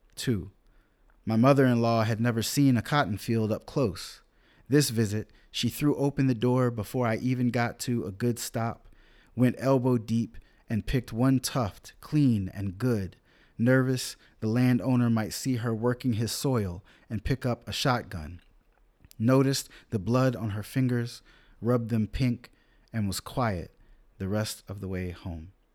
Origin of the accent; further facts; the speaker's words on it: Rich Square, North Carolina, United States; also born or lived in upstate New York; Rich Square, North Carolina. One, northern black folk drive through my hometown